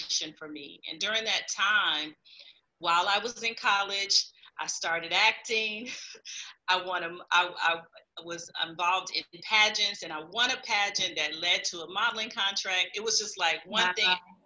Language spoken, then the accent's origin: English; Saginaw, Michigan, United States; I was born and raised in Saginaw, Michigan